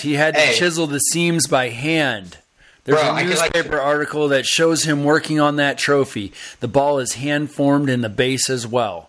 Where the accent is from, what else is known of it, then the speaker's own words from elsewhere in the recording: East Coast, United States; also born or lived in St. Louis, Missouri; I grew up in the East Coast